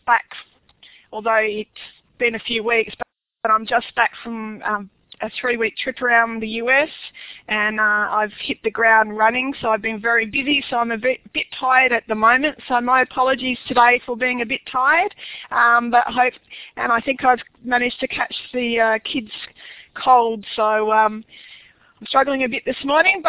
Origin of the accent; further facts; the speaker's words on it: Australia; accent: Aussie; my Aussie accent